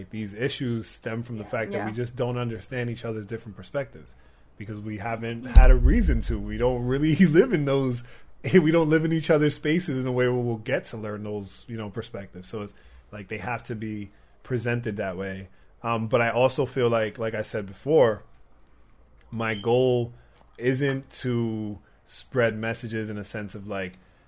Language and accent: English; Providence, Rhode Island, United States; now in New York, United States; my hometown, Providence, Rhode Island.